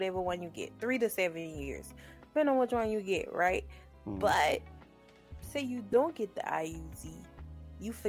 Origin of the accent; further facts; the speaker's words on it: South Carolina, United States; I'm from South Carolina.